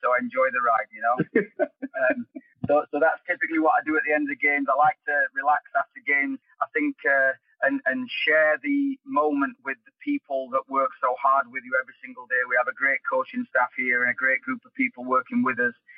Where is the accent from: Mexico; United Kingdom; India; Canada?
United Kingdom; England; accent: English; moved away as an adult; also born or lived in Scottsdale, Arizona / Las Vegas / Colorado; now in Oklahoma City, United States; I certainly don't feel uh, as connected to England as some other people with my kind of accent